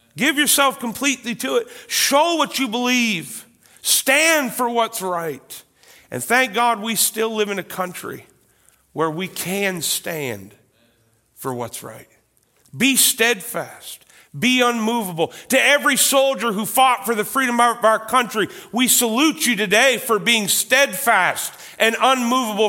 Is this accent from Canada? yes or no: yes; Canada; I am a proud Canadian.